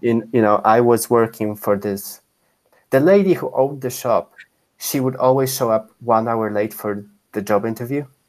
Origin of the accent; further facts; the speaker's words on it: Poland; moved away; when I was growing up in Poland